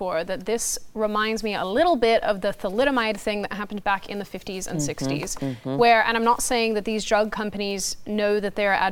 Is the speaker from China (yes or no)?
no; Victoria, Australia; moved away; growing up in Australia